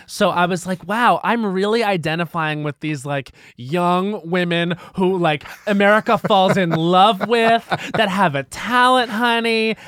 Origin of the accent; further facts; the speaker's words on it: Long Island, New York, United States; I'm from Long Island where it was very sports